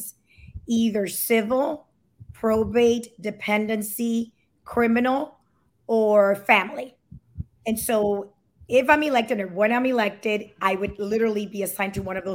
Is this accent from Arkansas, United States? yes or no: no; Miami, Florida, United States; also born or lived in Puerto Rico; I was raised in Miami and I was born in Puerto Rico. My parents are Dominican and I am the youngest of seven children. I grew up in the Alapata neighborhood